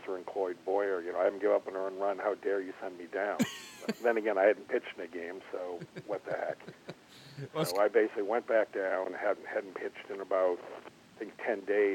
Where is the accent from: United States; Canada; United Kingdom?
United States; New England; moved away; also born or lived in Princeton; I grew up in New England